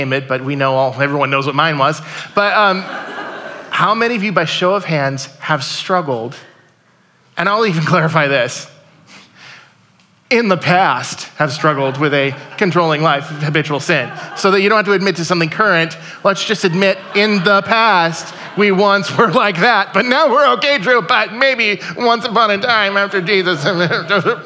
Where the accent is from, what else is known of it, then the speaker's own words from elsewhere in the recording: United States; we are American 2019 Christians